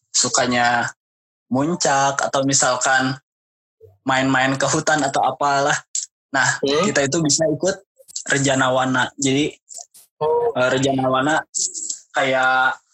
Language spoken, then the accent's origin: Indonesian; Cimahi, West Java, Indonesia; lahannya itu kayak yang sempit gitu Kang okay. nah, Cimahi itu banyaknya bangunan nih